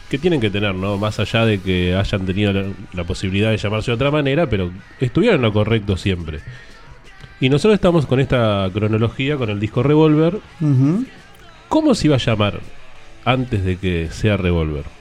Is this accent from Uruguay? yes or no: yes; Uruguay; Somos uruguayos, pero estamos mirando el partido.